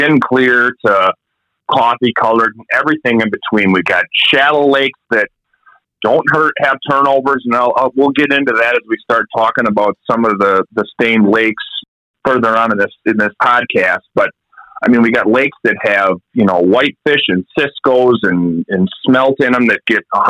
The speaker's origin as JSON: {"language": "English", "town": "La Crosse", "region": "Wisconsin", "country": "United States", "tie": "born or raised there", "said": "I grew up in La Crosse, Wisconsin"}